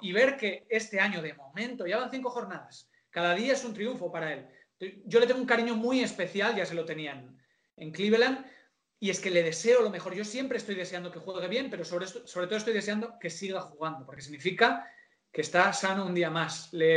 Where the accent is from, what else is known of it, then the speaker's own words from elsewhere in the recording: San Sebastián, Basque Country, Spain; soy de una ciudad pequeña, en San Sebastián es como somos de la Real por, genes